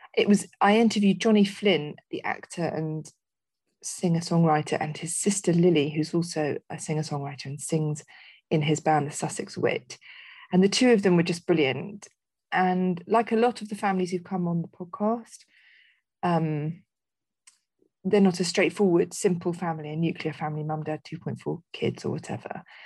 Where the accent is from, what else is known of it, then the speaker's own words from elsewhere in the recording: Netherlands; moved away; I spent a lot of my childhood in growing up in Holland